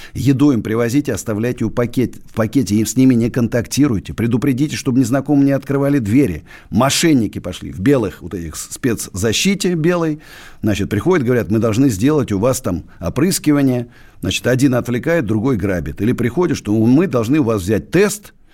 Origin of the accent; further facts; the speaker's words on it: Russia; Я родился в России, буду жить в России, умру в России